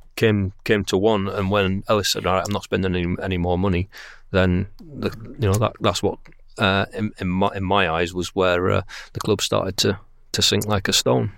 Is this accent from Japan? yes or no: no; Bradford, Yorkshire and the Humber, United Kingdom; I'm from Bradford. Uh, Bradford is my local club, and it's the club that I, uh, went to see, you know, when I could, uh, on Saturdays when I was growing up